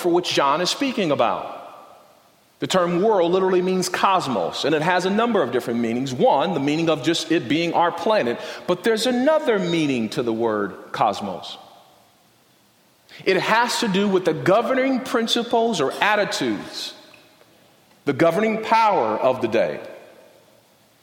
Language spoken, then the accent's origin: English; Compton, California, United States; I grew up in Compton, South Central